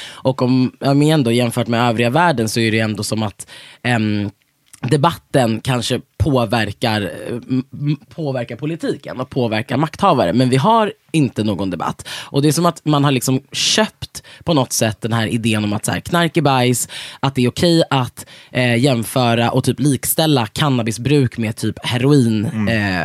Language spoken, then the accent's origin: Swedish; Sweden; vi som svenskar